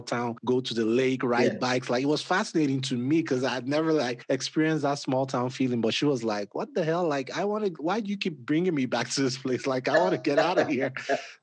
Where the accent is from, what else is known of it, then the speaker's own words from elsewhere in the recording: Nigeria; moved away; I grew up in Nigeria